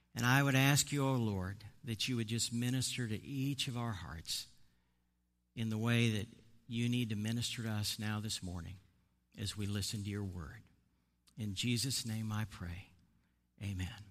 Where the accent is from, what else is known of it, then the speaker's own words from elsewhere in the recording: Midwest, United States; moved away; also born or lived in Boston area; I'm actually from the Midwest